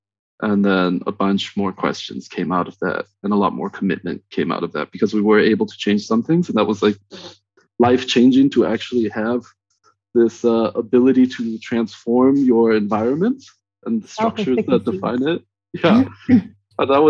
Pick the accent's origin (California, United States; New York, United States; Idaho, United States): California, United States; Southern; also born or lived in Northern Mexico; I grew up in Southern California. I was born in Northern Mexico